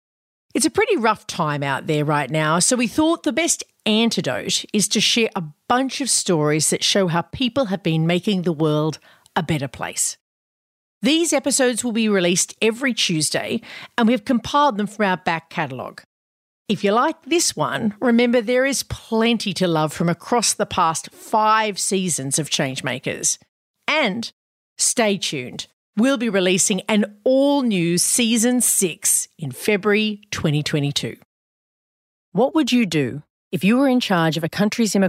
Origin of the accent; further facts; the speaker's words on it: Australia; in my home country